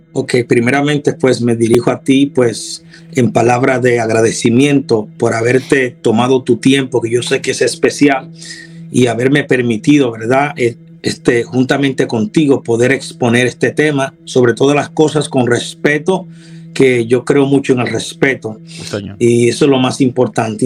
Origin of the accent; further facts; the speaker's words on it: Dominican Republic; now in Houston, United States; Soy dominicano de nacionalidad